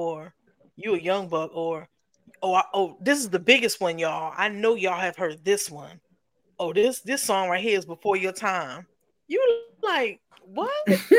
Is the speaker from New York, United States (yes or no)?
yes; New York, United States; you know, I'm from New York.